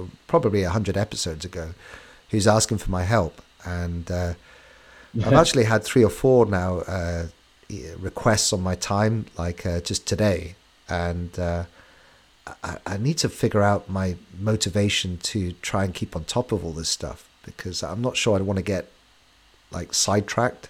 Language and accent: English; England, United Kingdom; we're English